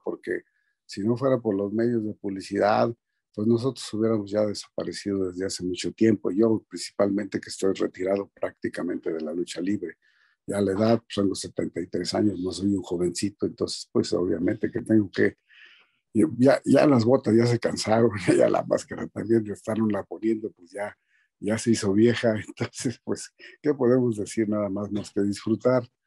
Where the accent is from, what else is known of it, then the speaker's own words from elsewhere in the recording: San Luis Potosí, Mexico; moved away as an adult; also born or lived in Mexico City; ahí en mi pueblo, donde soy yo, San Luis Potosí, este, a dos cuadras de donde yo vivía, la casa de mis padres